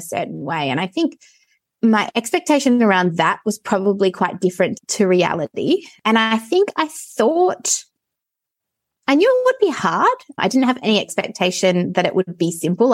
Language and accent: English; Perth, Western Australia, Australia; I grew up in Perth in suburbia